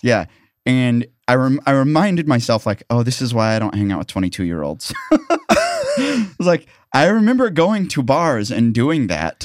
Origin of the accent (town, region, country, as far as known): Columbia, Missouri, United States; born or raised there; moved away